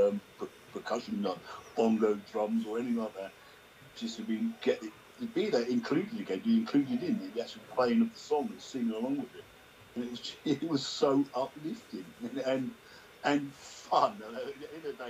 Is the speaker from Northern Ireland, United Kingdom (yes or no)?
no; Sheffield, Yorkshire and the Humber, United Kingdom; I'm from England. Yeah, whereabouts in England? I said, Sheffield